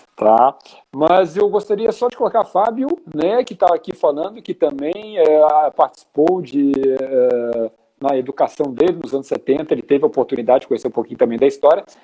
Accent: Rio de Janeiro, Brazil; now in Porto Alegre, Brazil; Eu falo de Porto Alegre, Rio Grande do Sul, não sou daqui, né? Sou carioca do Rio de Janeiro

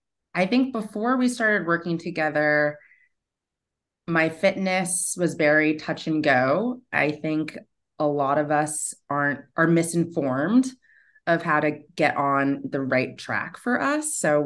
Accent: New York City, New York, United States; especially as like a New Yorker where, you know, like we live to work.

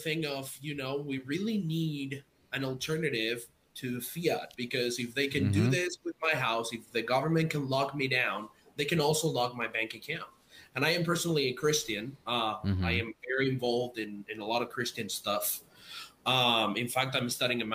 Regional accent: Spain; moved away as an adult; now in United States; I'm from Spain, I live in the US now, I can literally send my mom money for a fraction of a cent back to Spain

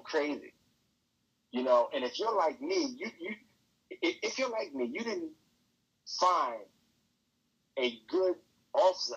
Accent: Baltimore, Maryland, United States; I'm from Baltimore

